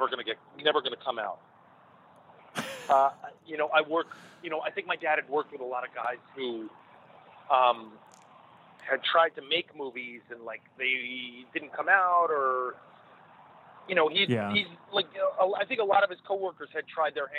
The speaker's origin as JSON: {"language": "English", "region": "New York", "country": "United States", "tie": "born or raised there", "said": "I grew up in New York"}